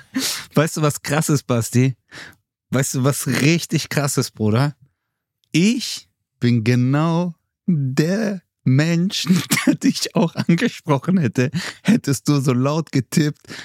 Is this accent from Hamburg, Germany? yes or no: no; Swabia, Baden-Württemberg, Germany; Ich komme aus dem Schwabeländle.